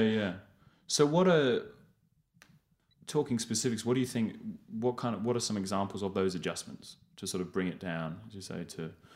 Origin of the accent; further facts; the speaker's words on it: England, United Kingdom; moved away as an adult; I grew up in England